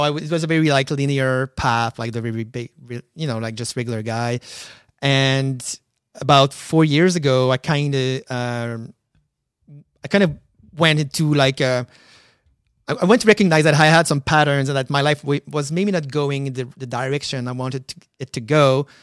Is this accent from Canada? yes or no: yes; Quebec City, Quebec, Canada; moved away as an adult; now in Montreal, Canada; I'm from Quebec City.